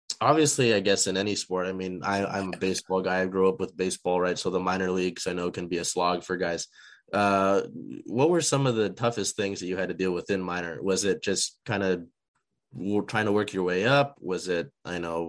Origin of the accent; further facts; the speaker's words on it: Seattle, Washington, United States; I'm from Seattle, so if I'm saying it sounds a little bit different to me